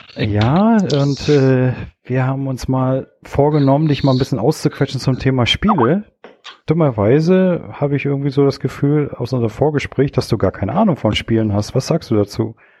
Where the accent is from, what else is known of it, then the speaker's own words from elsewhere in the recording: Stralsund, Mecklenburg-Vorpommern, Germany; ich komme aus Strasund